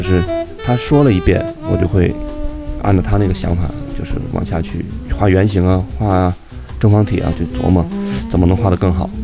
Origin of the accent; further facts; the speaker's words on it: Harbin, Heilongjiang, China; moved away; 我们当时是在老家，我老家在哈尔滨嘛